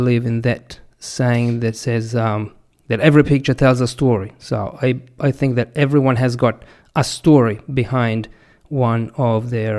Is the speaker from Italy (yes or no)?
yes; Italy; I come from Italy